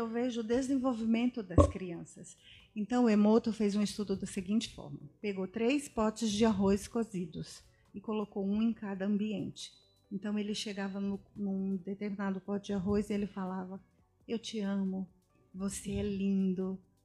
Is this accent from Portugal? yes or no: no; Brazil; Hoje o nosso país é um país diversificado. Então você vê latinos, latinos da Argentina, latinos espanhóis, só que nós somos brasileiros